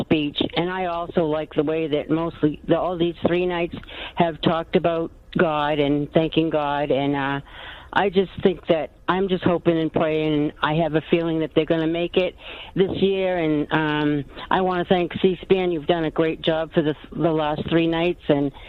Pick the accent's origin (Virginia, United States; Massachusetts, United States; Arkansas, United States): Massachusetts, United States; I want to tell you also that we're from Massachusetts, and we were lifelong, and my parents were Democrats.